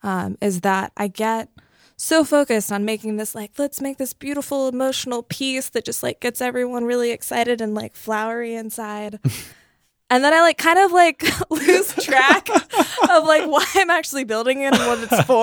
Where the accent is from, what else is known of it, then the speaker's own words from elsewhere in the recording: North Carolina, United States; moved away as an adult; now in San Francisco, United States; I am from North Carolina.